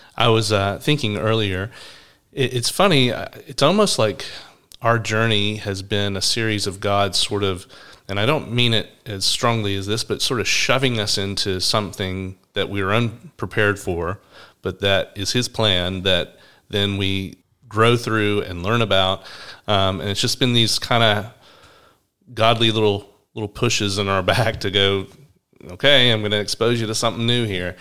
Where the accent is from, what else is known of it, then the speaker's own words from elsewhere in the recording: Atlanta, Georgia, United States; now in Brisbane, Australia; I'm from Atlanta, Georgia. You might notice I have a different accent to Braun